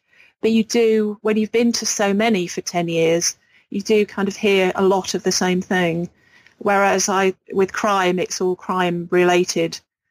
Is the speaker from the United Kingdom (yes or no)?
yes; England, United Kingdom; accent: English; because I'm English, I think, with a sort of an ordinary English accent, they loved it.